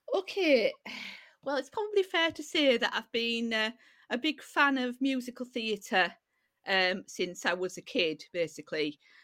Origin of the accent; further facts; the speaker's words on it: Yorkshire and the Humber, United Kingdom; also born or lived in Middlesbrough / Hull; I was born in Middlesbrough, uh, as you can probably tell from my accent. uh, and uh, then I've lived um, in uh, North Yorkshire um, basically since I was a little kid